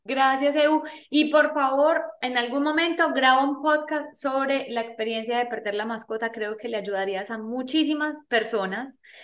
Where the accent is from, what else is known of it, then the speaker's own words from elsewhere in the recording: Medellín, Antioquia, Colombia; nací en Medellín, Colombia